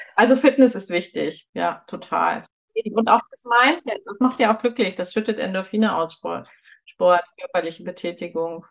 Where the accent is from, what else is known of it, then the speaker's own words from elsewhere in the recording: Northern Germany, Germany; moved away as an adult; now in Munich, Germany; Ich bin ja in Norddeutschland aufgewachsen und da haben wir keine Berge.